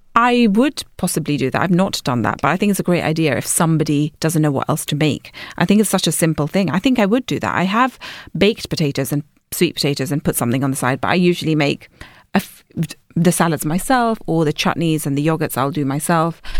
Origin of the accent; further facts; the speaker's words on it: London, United Kingdom; I'm from London